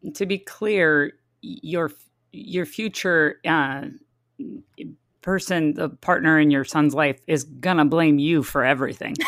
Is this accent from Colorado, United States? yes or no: no; San Diego, California, United States; I grew up in San Diego